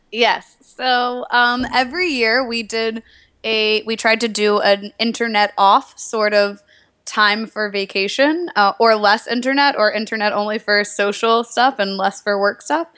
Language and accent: English; Nashville, Tennessee, United States; moved away; also born or lived in New York; I'm from Nashville, Tennessee originally